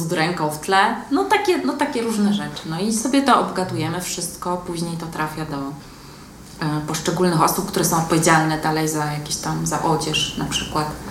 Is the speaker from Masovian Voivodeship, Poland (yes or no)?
no; Łódź, Łódź Voivodeship, Poland; ja jestem młodzianką z urodzenia. Ja się tutaj urodziłam, wychowałam, uczyłam